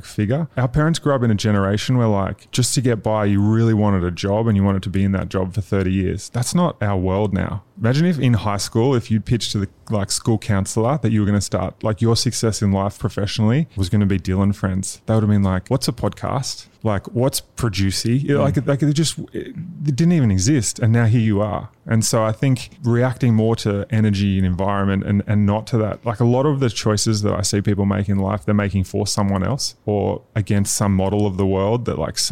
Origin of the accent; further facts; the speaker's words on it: outside Noosa, rural Queensland, Australia; moved away; also born or lived in Newcastle; born in Newcastle, grew up in 40 minutes outside of Noosa, 12 acres of rainforest